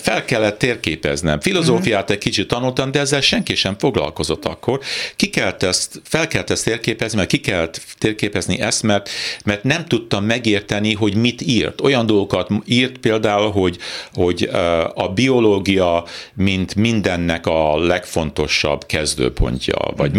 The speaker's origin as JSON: {"language": "Hungarian", "town": "Edmonton", "region": "Alberta", "country": "Canada", "tie": "born or raised there", "also_born_or_lived": "Toronto / Northern Ontario / New York / Budapest", "moved": "as an adult", "said": "én úgy Edmontonban nevelkedtem, Torontóban születtem, Edmontonban nevelkedtem főleg"}